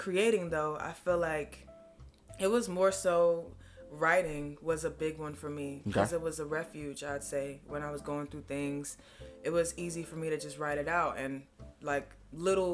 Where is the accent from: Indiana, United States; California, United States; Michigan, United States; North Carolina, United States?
North Carolina, United States; Raleigh; moved away as an adult; now in Greensboro, United States; born and raised Raleigh